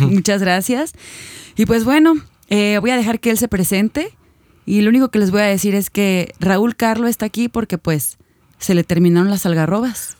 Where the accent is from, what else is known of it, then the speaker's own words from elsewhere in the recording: Guadalajara, Jalisco, Mexico; nosotros somos de Guadalajara, no sé si antes lo habíamos dicho, pero vivimos en la ciudad de Guadalajara